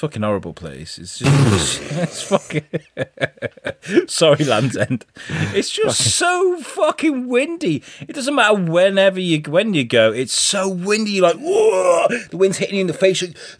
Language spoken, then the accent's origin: English; Sunderland, North East England, United Kingdom; I'm fucking from Sunderland